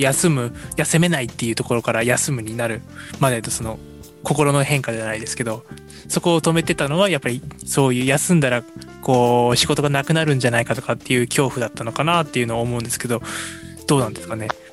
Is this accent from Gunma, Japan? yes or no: no; Hiroshima, Japan; 僕も広島出身なので